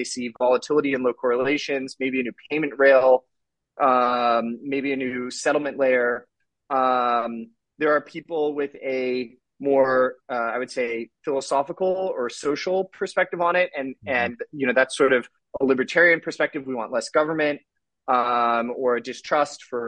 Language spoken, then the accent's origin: English; the Bay Area, California, United States; I'm from California, the Bay Area